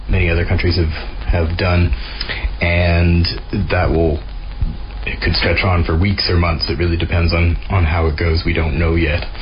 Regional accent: Canada; moved away as an adult; now in Glasgow, United Kingdom; I'm a Canadian reporter who's been living and working in Glasgow, Scotland for the past 18 years or so.

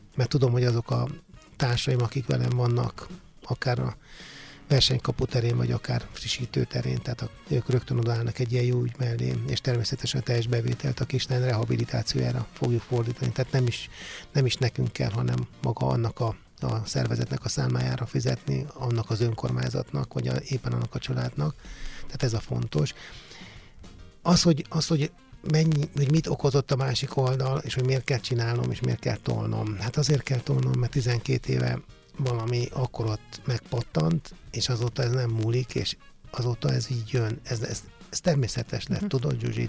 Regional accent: Balatonszemes, Somogy, Hungary; moved away as an adult; ahonnan elindultam, ahol felnőttem, ahol, ahol végül is oda tartozom, mert ugye Balaton szemesen születtem, ott éltem, és mindig is oda fogok tartozni

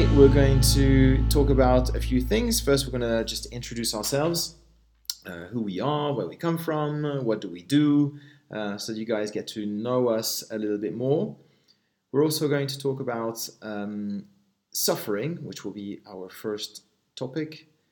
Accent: Switzerland; I'm uh, Swiss

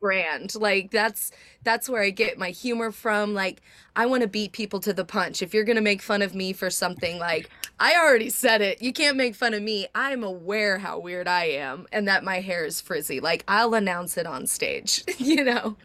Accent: Nashville, Tennessee, United States; we're both from Nashville, country singers

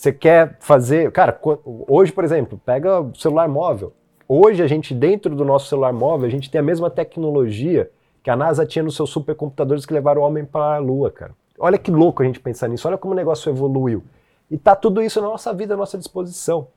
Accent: Botucatu, São Paulo, Brazil; moved away; eu sou de Botucatu

